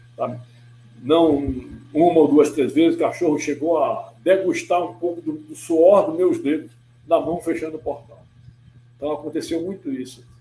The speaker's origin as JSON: {"language": "Portuguese", "town": "Manaus", "region": "Amazonas", "country": "Brazil", "tie": "born or raised there", "said": "eu sou manauara de nascimento"}